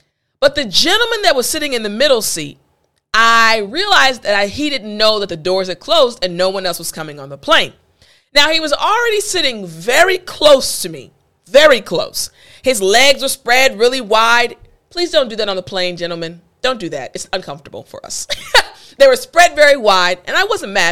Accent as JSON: {"language": "English", "country": "United States", "said": "I'm American"}